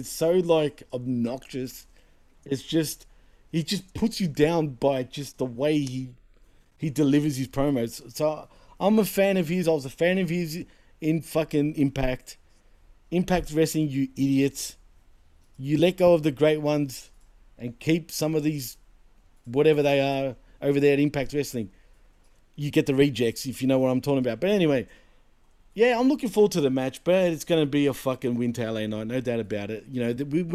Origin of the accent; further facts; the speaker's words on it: Australia; Not only am I Greek, but I'm a Greek born and bred in Australia